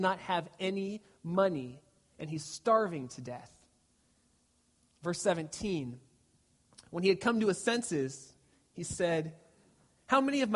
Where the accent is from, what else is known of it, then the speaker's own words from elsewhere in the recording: Glendora, California, United States; I grew up in Glendora, California.